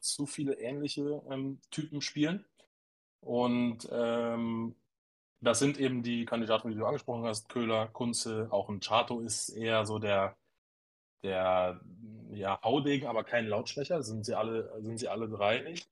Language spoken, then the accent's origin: German; Osnabrück district, Lower Saxony, Germany; now in Munich, Germany; gebürtiger Schilderhauser